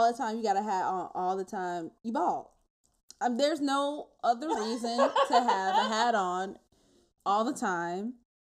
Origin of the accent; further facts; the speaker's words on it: New York, United States; How else people know I'm from New York